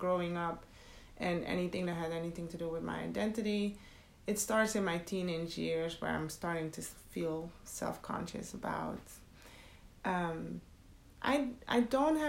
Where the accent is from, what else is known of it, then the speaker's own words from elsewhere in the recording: Netherlands; moved away as an adult; also born or lived in Suriname; now in United States; I was born in Suriname and raised in the Netherlands. And I've been in the U.S. for 17 years.